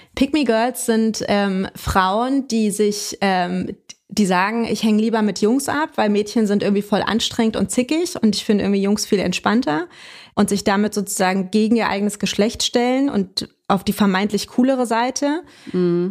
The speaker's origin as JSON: {"language": "German", "region": "Berlin", "country": "Germany", "tie": "born or raised there", "moved": "as an adult", "lives_now": "Hamburg, Germany", "said": "meine Kindheit habe ich tatsächlich komplett und auch meine Jugend in Ostberlin verbracht."}